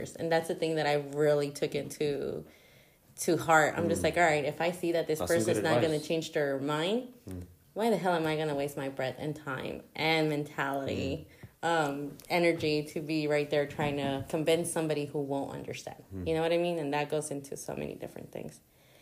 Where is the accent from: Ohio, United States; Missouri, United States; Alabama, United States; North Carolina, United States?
Missouri, United States; Kansas City; also born or lived in Guatemala; But I was brought to the U.S., raised here. And there was a lot of Mexican influence. Mm. It was just, that's the culture that's around here, KC